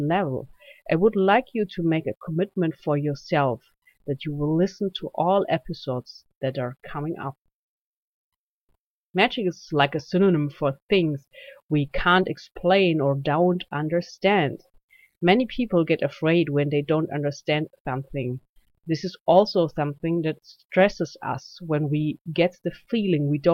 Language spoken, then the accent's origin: English; Germany; accent: German; English is a second language; This is why you can hear my German accent.